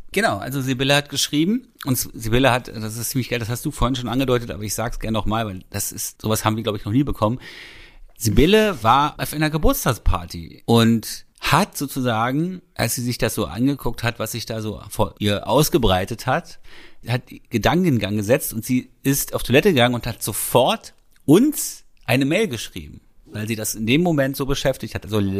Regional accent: Berlin, Germany; ich bin ja zwar in Berlin geboren, aber ich bin ja in dem Bezirk Köpenick geboren. Äh, große Teile meiner Kindheit habe ich da verbracht.

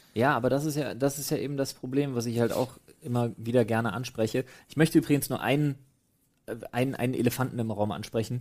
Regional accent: Germany; Man ist A als Europäer, als Deutscher

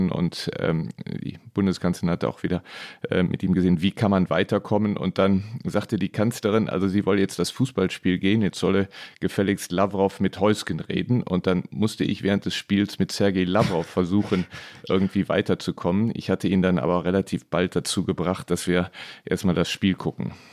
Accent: Neuss, North Rhine-Westphalia, Germany; Mein Vater hat mich zum VfR Neuss gebracht, die ähm, der Verein meiner Heimatstadt.

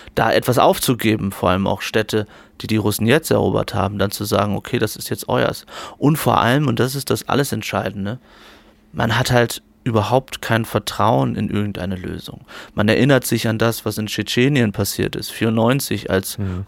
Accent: Germany; ich komme aus Deutschland

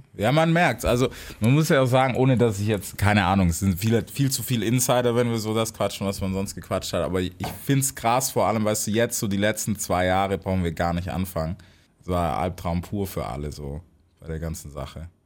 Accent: United States; moved away; selber als Amerikaner

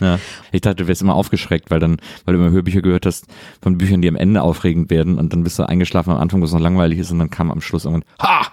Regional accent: Wesseling, North Rhine-Westphalia, Germany; ich war heute in Wesseling. Ich war heute in der Stadt, in der ich groß ja, geworden bin

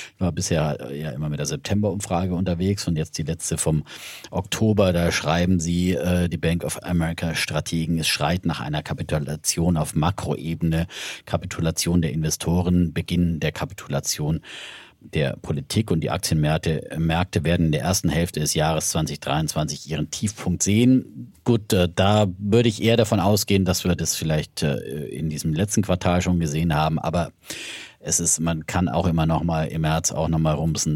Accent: Middle Franconia, Bavaria, Germany; ich komme aus Mittelfranken.

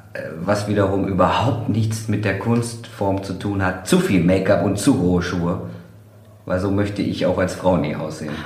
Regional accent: Kevelaer, North Rhine-Westphalia, Germany; Ich komme aus Kevela

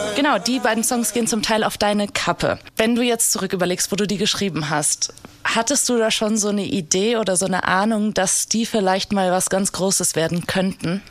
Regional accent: Hesse, Germany; ich bin ja Hessin

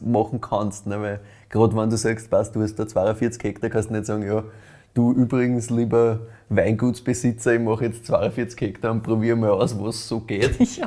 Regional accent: brewery town in the Weinviertel, Lower Austria, Austria; Ich bin ja selber in Lahn in einer Brauereistadt aufgewachsen quasi das ist halt wirklich so, ne? wir sind im Weinviertel

